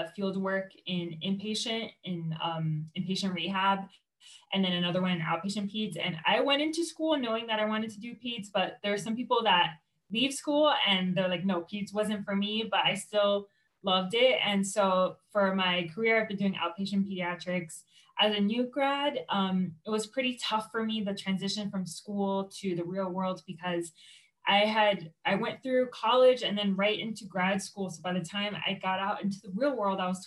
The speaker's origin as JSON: {"language": "English", "town": "Miami", "region": "Florida", "country": "United States", "moved": "as an adult", "lives_now": "Colorado, United States", "said": "I'm originally from Miami, Florida"}